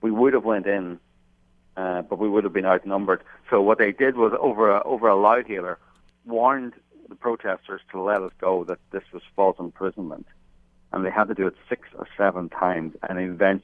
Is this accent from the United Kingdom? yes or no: yes; outside Belfast, Northern Ireland, United Kingdom; moved away; I grew up outside Belfast. I worked there for 10 years during the Troubles.